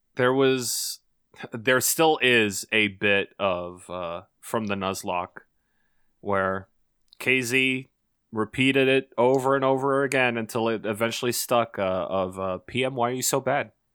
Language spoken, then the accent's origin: English; Canada; I'm Canadian